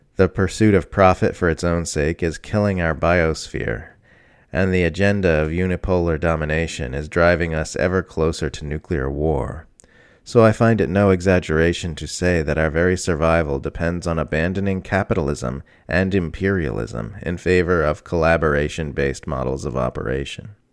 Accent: Australia; I am an Australian mother of two who just turned 47.

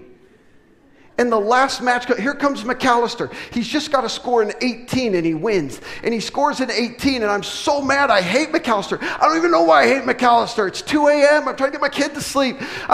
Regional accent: West Coast, United States; moved away; we're from the West Coast originally

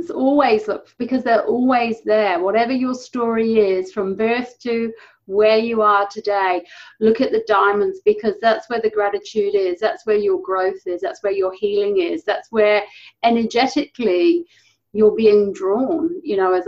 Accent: England, United Kingdom; moved away as an adult; now in New Zealand; I'm not originally a Kiwi. I'm originally from England. And I've lived in New Zealand for 11 years now.

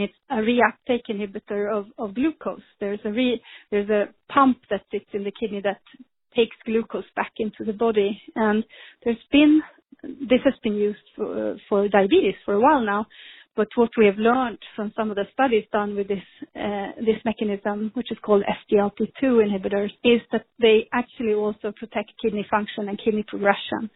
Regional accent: Sweden; moved away as an adult; now in United States; I grew up in Sweden and I studied there

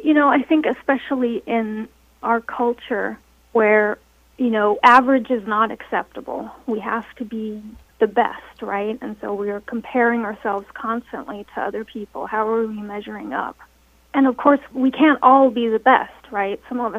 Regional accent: Denmark; also born or lived in United States; So it's interesting because I grew up partly in Denmark and partly in America

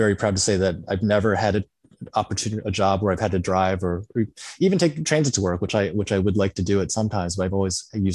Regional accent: Illinois, United States; moved away; also born or lived in Berkeley; my hometown in Illinois

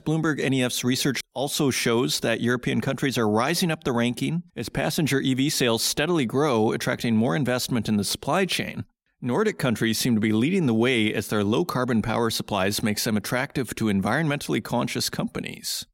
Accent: Saskatoon, Saskatchewan, Canada; Saskatoon, Saskatchewan, my hometown

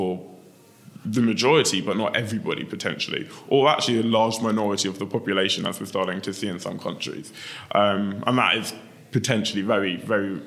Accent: London, United Kingdom; I grew up in Lewisham in southeast London

